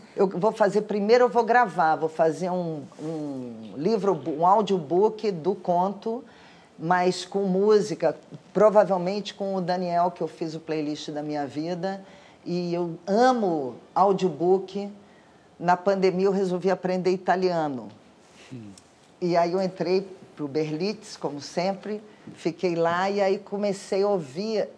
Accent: Rio de Janeiro, Brazil; Eu sou carioca, moro no Rio de Janeiro

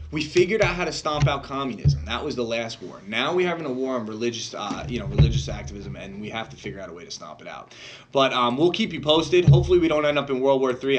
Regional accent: United States; That's how I am as an American

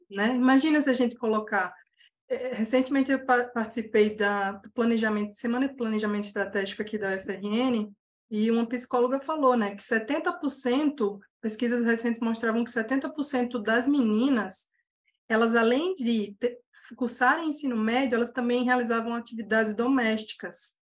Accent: Paraíba, Brazil; moved away; also born or lived in São Paulo; vim do interior, de um sertão, lá da Paraíba

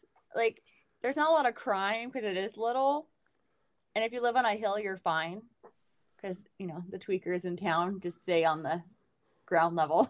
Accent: McCall, Idaho, United States; moved away as an adult; So I lived in McCall for most of my life, and then most of my family lived in Boise, so I'm just I drive like an Idahoan too.

